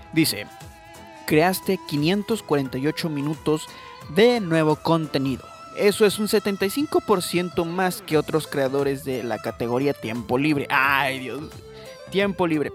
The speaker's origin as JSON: {"language": "Spanish", "country": "Mexico", "said": "yo soy mexicano"}